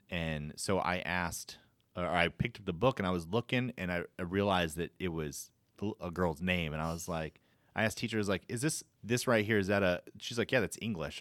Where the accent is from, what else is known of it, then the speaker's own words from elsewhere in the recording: Florida, United States; I grew up in Florida